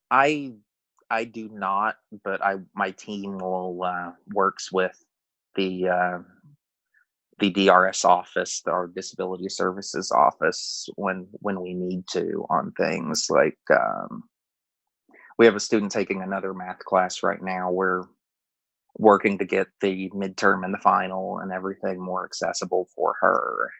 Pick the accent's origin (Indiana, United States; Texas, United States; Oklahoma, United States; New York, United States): Texas, United States; outside of Houston; moved away as an adult; now in Arizona, United States; I moved out to Arizona in 2010 from Texas where I grew up outside of Houston